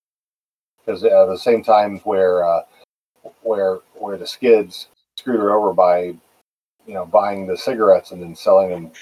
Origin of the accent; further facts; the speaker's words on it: Texas, United States; I'm from Texas